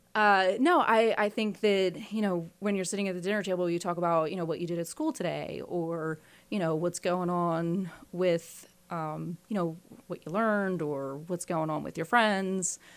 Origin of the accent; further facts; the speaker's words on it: Philadelphia, Pennsylvania, United States; I was born in Philadelphia in the far northeast, and that's where I grew up